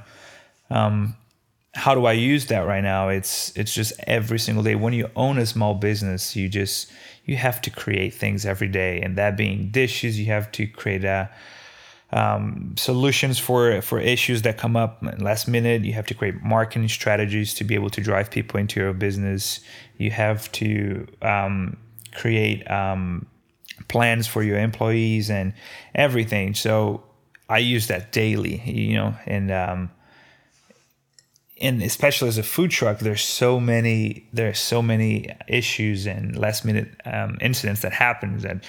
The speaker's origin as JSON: {"language": "English", "country": "Brazil", "tie": "born or raised there", "moved": "yes", "lives_now": "United States", "said": "Every day growing up in Brazil, we had simple meals done right."}